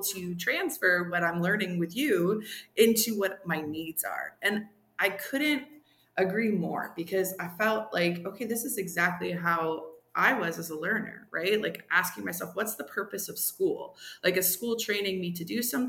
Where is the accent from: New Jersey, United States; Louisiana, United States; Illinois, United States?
New Jersey, United States; moved away as an adult; also born or lived in North Carolina / Guadalajara, Mexico; now in Massachusetts, United States; Originally, I'm from New Jersey and I was in North Carolina